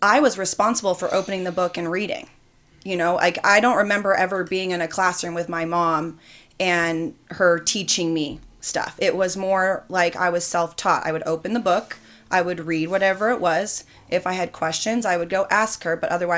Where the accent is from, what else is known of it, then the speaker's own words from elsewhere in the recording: Hawthorne, California, United States; also born or lived in Torrance, California / Bakersfield, California; I lived in Hawthorne up until my sophomore year of high school